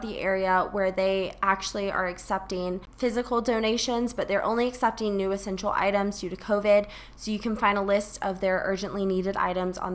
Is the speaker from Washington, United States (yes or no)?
no; Charleston, South Carolina, United States; my hometown of Charleston, South Carolina